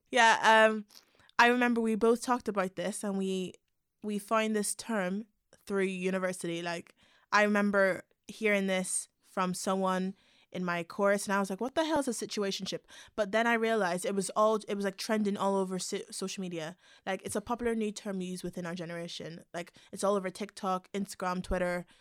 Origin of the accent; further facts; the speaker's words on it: Belfast, Northern Ireland, United Kingdom; moved away; also born or lived in London; I'm from a little town called Belfast in Northern Ireland.